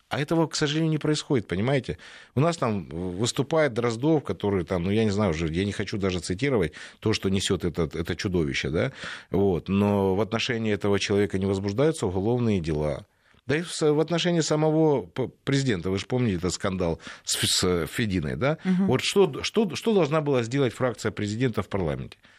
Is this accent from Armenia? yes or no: no; Ukraine